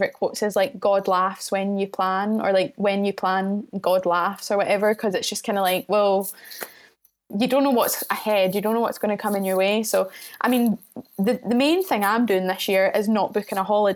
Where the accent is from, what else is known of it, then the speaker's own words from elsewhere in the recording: Mid Calder, Scotland, United Kingdom; moved away as an adult; now in Edinburgh, United Kingdom; I've got a gig with Fresh Sounds in my hometown of Mid Calder